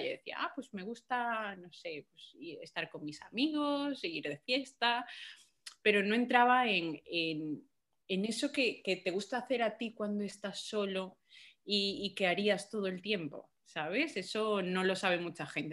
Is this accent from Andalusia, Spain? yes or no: no; Galicia, Spain; also born or lived in Colombia; yo soy colombiana, ¿vale? Yo me he criado en Galicia y en, Galicia, digo, me he criado en Galicia, pero he nacido en Colombia. Entonces, hasta los cinco años yo estuve allí